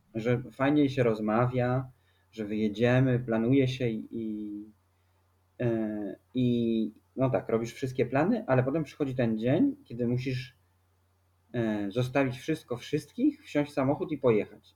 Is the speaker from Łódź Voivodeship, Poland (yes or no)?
no; Warsaw, Masovian Voivodeship, Poland; moved away as an adult; also born or lived in Rota, Spain; bo jesteśmy z Warszawy.